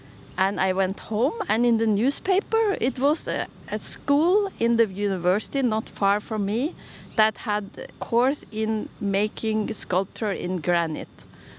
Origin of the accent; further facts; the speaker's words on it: Tønsberg, Vestfold, Norway; I have a Swedish surname. I was born in Vestfold, in Tønsberg. I have four siblings and one twin sister.